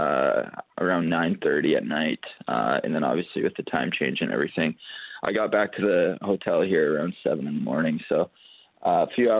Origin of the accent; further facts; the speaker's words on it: Canada; being a Canadian kid and, you know, growing up, you want to play in the NHL